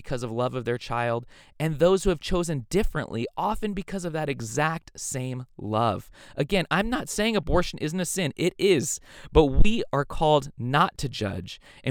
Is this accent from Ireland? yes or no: yes; Ireland; Sorry, I'm Irish. I use meat and potatoes metaphors.